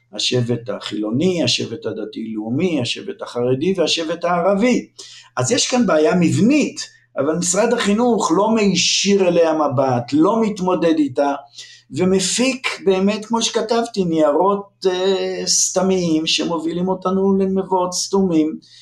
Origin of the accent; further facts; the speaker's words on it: Lohamei HaGeta'ot, Northern District, Israel; moved away; also born or lived in Jerusalem; אני נולדתי לפני הרבה שנים, באמצע המאה הקודמת, בקיבוץ לוחמי הגטאות